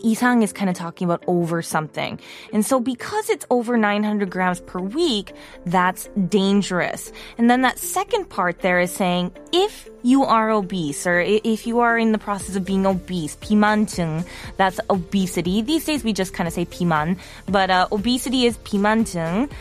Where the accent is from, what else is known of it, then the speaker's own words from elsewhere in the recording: Wisconsin, United States; now in South Korea; as an American